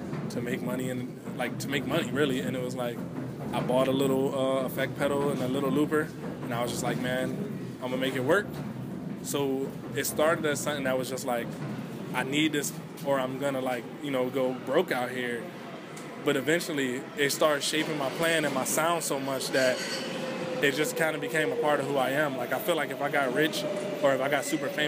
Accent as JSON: {"language": "English", "town": "Cleveland", "region": "Ohio", "country": "United States", "tie": "born or raised there", "said": "I'm from Cleveland, Ohio, and it's the east side of the city is majority Black"}